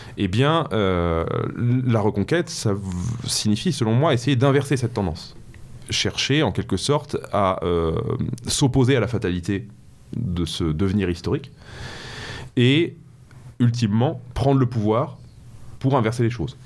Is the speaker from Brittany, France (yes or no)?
no; Paris, Île-de-France, France; moved away as an adult; now in Normandy, France; je suis parisien de, naissance, d'origine, j'ai grandi à Paris